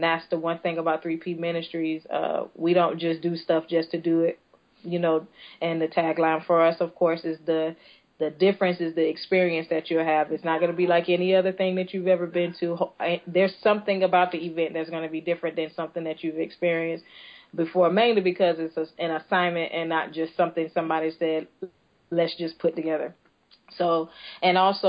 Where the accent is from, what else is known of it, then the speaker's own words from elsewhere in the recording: Tampa, Florida, United States; also born or lived in Fort Walton Beach, Florida; I'm originally from Tampa, Florida. I moved from here when I was about 12 years old to the panhandle, to a city called Fort Walton Beach